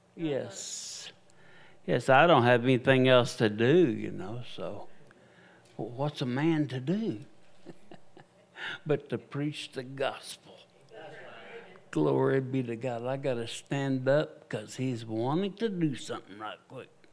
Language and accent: English; United States; I am an American evangelist.